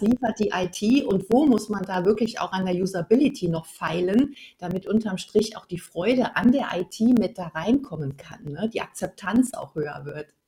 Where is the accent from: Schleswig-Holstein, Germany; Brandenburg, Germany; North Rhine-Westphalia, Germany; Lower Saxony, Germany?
North Rhine-Westphalia, Germany; moved away as an adult; now in Swabia, Germany; ursprünglich komme ich aus Nordrhein-Westfalen. Also ich bin sozusagen eine Rheinländerin und jetzt bin ich Wahlschwäbin seit hm. 2006.